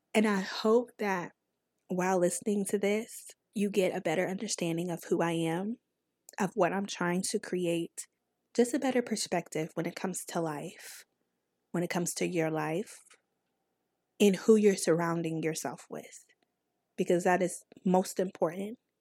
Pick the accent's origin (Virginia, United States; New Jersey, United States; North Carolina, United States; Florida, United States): North Carolina, United States; accent: country; I'm from North Carolina